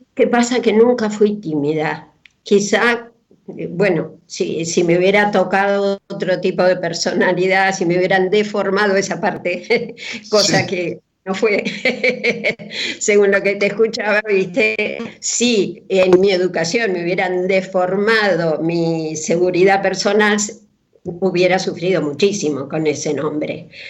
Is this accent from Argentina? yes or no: yes; Coronel Suárez, Buenos Aires Province, Argentina; Yo a los 10 años me fui una vez al hospital de Suárez, donde yo nací